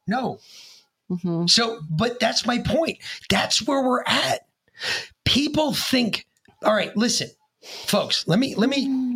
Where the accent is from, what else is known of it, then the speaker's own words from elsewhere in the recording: United States; as an American